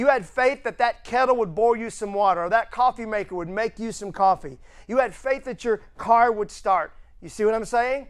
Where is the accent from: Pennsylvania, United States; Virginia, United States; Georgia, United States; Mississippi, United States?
Mississippi, United States; I'm from Mississippi